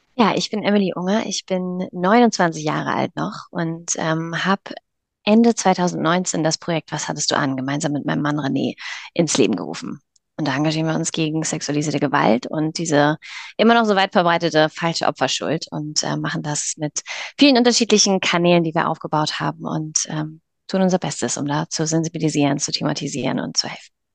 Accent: near Kiel, Schleswig-Holstein, Germany; wir kommen aus Norddeutschland, aus der Nähe von Kiel

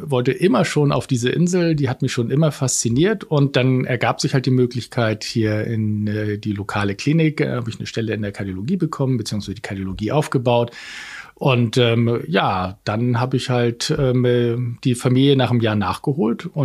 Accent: Kiel, Schleswig-Holstein, Germany; also born or lived in Lübeck; In Kiel. Also direkt an der Ostsee, auf der anderen Seite Schleswig-Holsteins.

